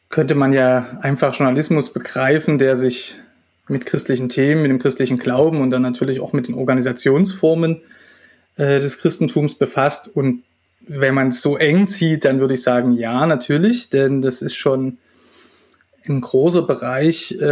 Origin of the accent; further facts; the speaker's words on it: Dresden, Saxony, Germany; also born or lived in Halle; Geboren bin ich in Dresden. Ähm, da bin ich auch zur Schule gegangen, ähm, meine gesamte Jugendzeit in Dresden verbracht